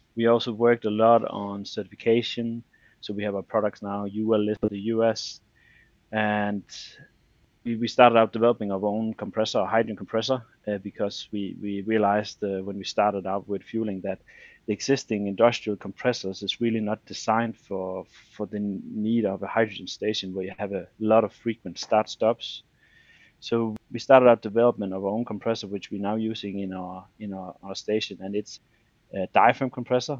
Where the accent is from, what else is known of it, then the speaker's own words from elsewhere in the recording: Denmark; I'm from Denmark